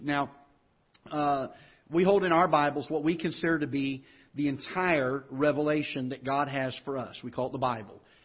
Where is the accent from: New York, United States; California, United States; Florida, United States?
Florida, United States; accent: Southern twang; now in Festus, United States; I grew up in the South, in Florida